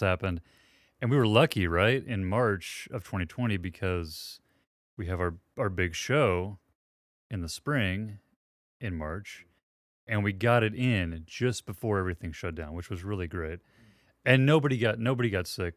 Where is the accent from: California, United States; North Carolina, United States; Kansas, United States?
Kansas, United States; Southeast; grew up in Southeast Kansas, which is where we are